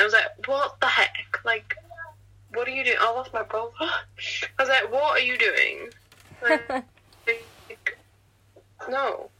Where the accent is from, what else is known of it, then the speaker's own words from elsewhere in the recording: Wales, United Kingdom; it's because I'm Welsh.